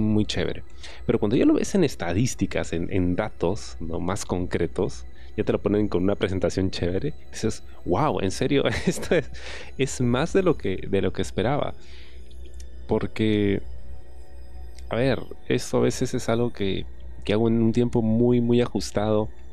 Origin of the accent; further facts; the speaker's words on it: Peru; Yo soy de Perú, lo hago todo en Perú